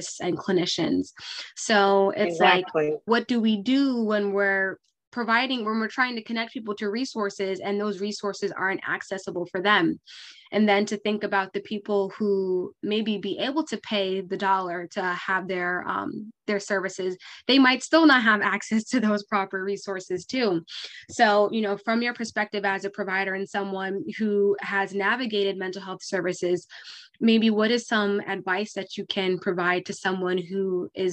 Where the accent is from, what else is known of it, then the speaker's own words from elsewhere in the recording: Lehigh Valley, Pennsylvania, United States; So I'm from the Lehigh Valley, and I was a mental health